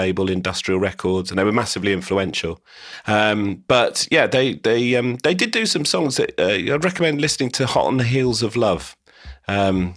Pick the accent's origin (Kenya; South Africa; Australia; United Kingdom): United Kingdom; St Albans, East of England; moved away as an adult; now in London, United Kingdom; I grew up in St Albans, which kind of doesn't have much decent, exciting countryside around it.